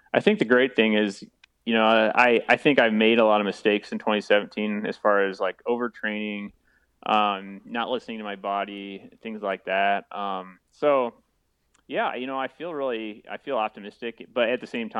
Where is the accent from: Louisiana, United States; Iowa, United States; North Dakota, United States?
Iowa, United States; also born or lived in Nebraska / Missouri; now in Ohio, United States; I'm from Iowa. And it was pretty much right at Highway 30, or close to Highway 30, which is a highway I grew up on.